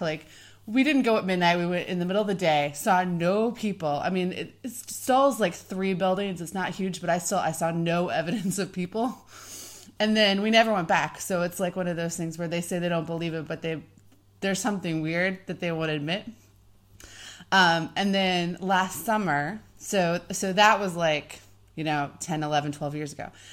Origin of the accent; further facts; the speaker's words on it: Oklahoma, United States; moved away as an adult; also born or lived in Kansas; I'm from Oklahoma.